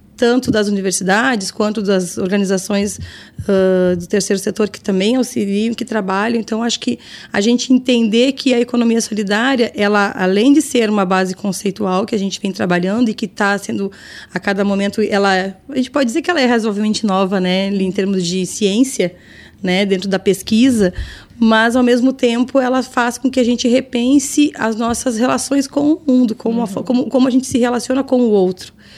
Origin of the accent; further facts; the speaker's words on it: São Lourenço do Sul, Rio Grande do Sul, Brazil; eu sou lá de São Lourenço